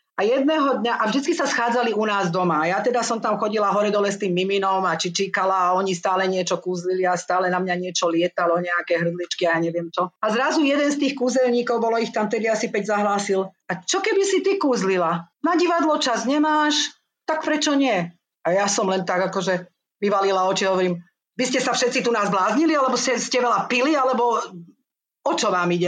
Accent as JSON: {"language": "Slovak", "country": "Slovakia", "also_born_or_lived": "Austria", "moved": "as an adult", "lives_now": "Sydney, Australia", "said": "odišla som zo Slovenska"}